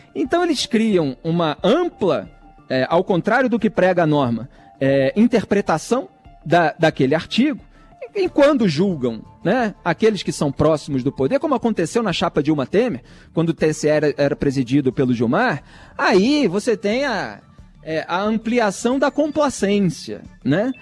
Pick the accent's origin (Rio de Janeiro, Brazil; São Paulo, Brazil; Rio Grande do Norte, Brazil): Rio de Janeiro, Brazil; eu sou do Rio de Janeiro